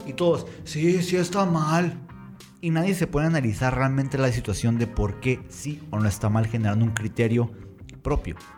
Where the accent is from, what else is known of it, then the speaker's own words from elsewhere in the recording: Mexico; me crié como muchos mexicanos bajo la religión católica